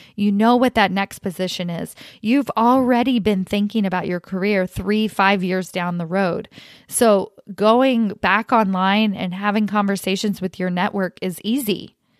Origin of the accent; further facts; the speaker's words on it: Kentucky, United States; now in California, United States; I grew up in Kentucky